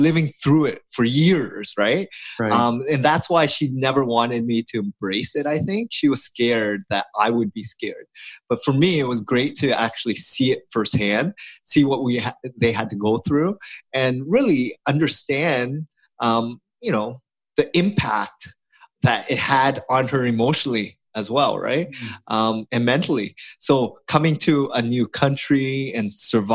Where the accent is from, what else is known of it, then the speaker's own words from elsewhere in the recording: Toronto, Ontario, Canada; I was born here in Canada, but my parents left the Vietnam War I'm the fourth child of an immigrant family, and we didn't have anything growing up